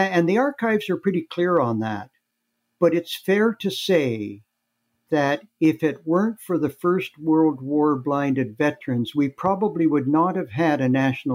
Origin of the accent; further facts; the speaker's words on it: Thunder Bay, Ontario, Canada; moved away as an adult; growing up in the Lakehead, Port Arthur, Fort William. They now call it Thunder Bay, but they changed the name after I left